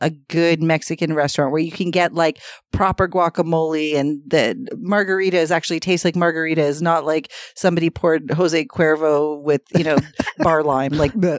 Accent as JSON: {"language": "English", "town": "Scarborough", "region": "Ontario", "country": "Canada", "tie": "born or raised there", "said": "I grew up in South Scarborough, and in 1989, I was five."}